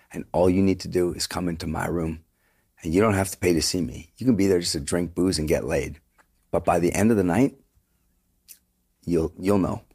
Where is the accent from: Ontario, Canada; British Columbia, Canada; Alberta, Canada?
British Columbia, Canada; Vancouver; moved away as an adult; also born or lived in Toronto; we're from Vancouver.